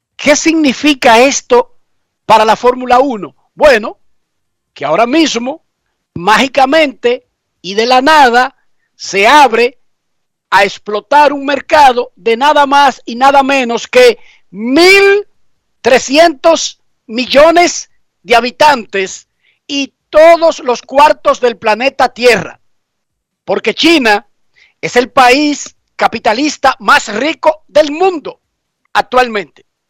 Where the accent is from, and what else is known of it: Dominican Republic; now in United States